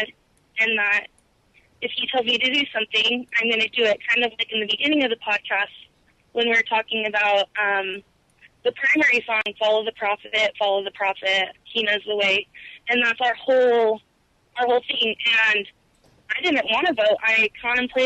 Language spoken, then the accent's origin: English; Bay Area, California, United States; I'm from California